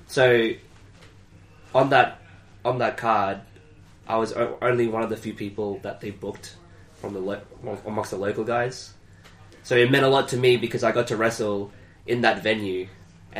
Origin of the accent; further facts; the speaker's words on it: Brisbane, Queensland, Australia; moved away; in Brisbane, my hometown in Australia